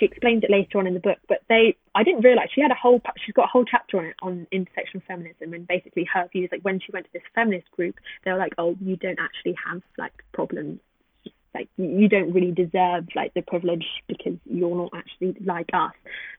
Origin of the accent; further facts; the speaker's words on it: England, United Kingdom; as soon as they hear me speak, the attitude changes towards me completely when I tell them that I'm from Brighton or from London.